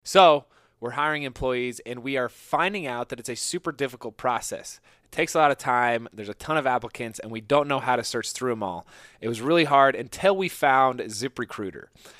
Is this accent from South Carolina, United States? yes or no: no; Indiana, United States; We're first of all, and most importantly, both Hoosiers. I grew up in Indiana.